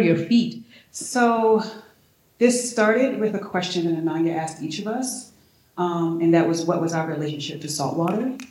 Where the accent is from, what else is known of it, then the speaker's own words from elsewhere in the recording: Baltimore, Maryland, United States; I'm from Baltimore